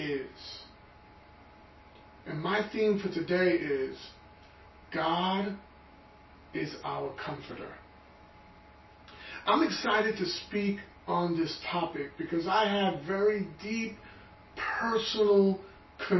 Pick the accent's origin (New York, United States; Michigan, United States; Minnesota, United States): New York, United States; New York City; I was born and raised in Brooklyn